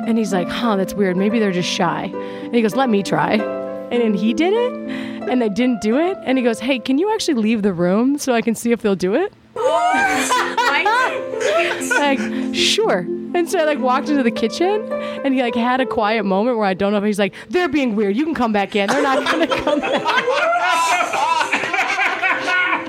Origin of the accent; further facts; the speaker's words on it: Minnesota, United States; I'm a Minnesotan